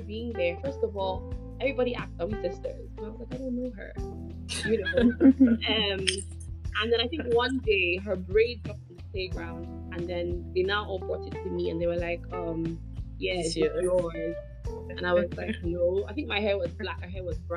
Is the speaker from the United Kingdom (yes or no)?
yes; Scotland, United Kingdom; moved away; also born or lived in Nigeria; I actually grew up in Scotland